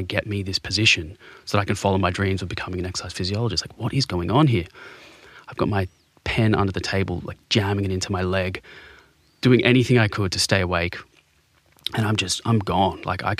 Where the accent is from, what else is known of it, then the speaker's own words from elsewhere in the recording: Sydney, New South Wales, Australia; So before being diagnosed, I grew up in Bondi. I had the best upbringing you could have, you know.